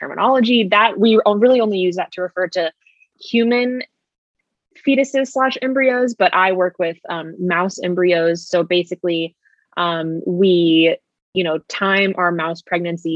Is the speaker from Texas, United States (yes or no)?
yes; Austin, Texas, United States; also born or lived in Indiana; now in Dallas, United States; Natalie and I went to elementary school together. So we've known each other for a very long time. We're both from Austin, Texas